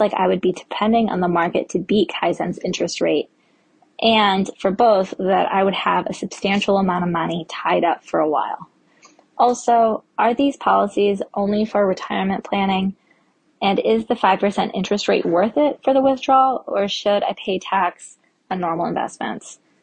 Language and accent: English; Minnesota, United States; I'm from Minnesota